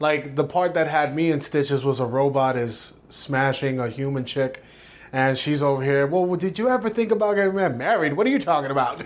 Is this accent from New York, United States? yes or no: yes; New York City, New York, United States; five, six years old, me and my mom, we moved from East New York, from my dad to Bushwick